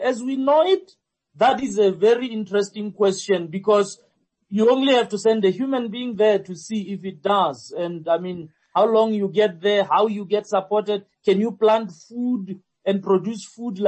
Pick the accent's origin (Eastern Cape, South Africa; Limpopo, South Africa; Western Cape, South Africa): Limpopo, South Africa; now in Gauteng, South Africa; I'm from Limpopo and I live in Gauteng